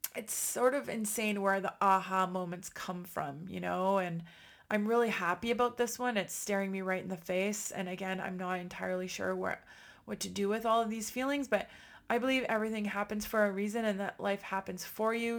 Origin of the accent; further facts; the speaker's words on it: Ottawa, Ontario, Canada; my hometown of Ottawa